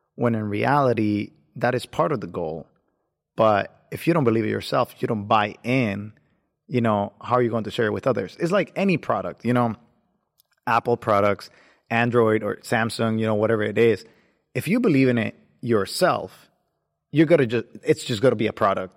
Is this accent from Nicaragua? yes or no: yes; Nicaragua; moved away as an adult; now in United States; I was born in the beautiful country of Nicaragua. Um, I came here about eight years ago